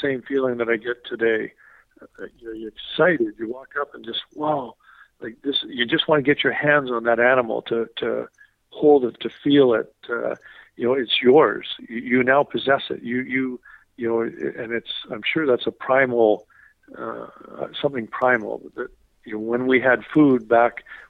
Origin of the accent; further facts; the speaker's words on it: Saskatchewan, Canada; I grew up out in Saskatchewan